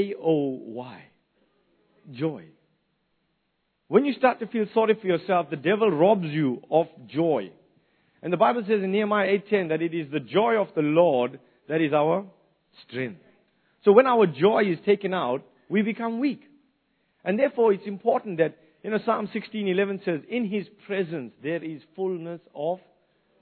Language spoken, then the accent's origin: English; South Africa; moved away as an adult; now in New Zealand; growing up in the old days in South Africa under the apartheid system